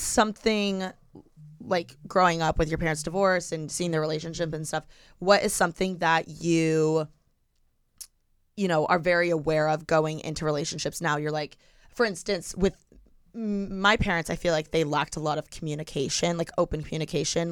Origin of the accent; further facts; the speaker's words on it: Bloomington, Indiana, United States; now in Los Angeles, United States; I'm from Bloomington